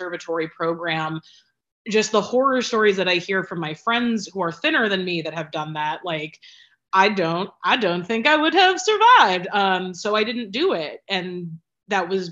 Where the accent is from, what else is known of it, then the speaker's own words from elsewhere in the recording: Cleveland, Ohio, United States; now in New York, United States; I am originally from Cleveland, Ohio, 216, Mistake by the Lake, and proud to be from there